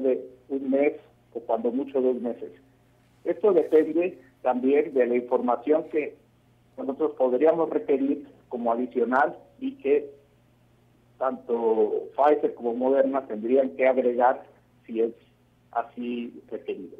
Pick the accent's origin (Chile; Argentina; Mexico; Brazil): Mexico; como mexicanos creo que todos estaríamos muy orgullosos